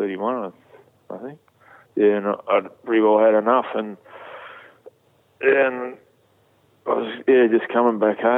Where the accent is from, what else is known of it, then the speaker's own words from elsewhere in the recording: Newcastle, New South Wales, Australia; my hometown